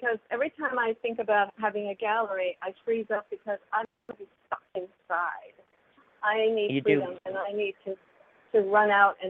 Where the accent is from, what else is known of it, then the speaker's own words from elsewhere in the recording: New York City, New York, United States; Well, I was born and raised in Manhattan.